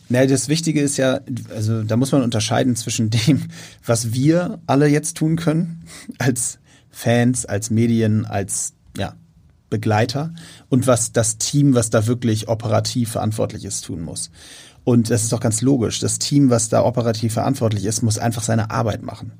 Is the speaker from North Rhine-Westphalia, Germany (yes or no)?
no; Hamburg, Germany; ich war als Kind, äh, bin ich zum hier als Hamburger mit zum HSV genommen worden von meinem Vater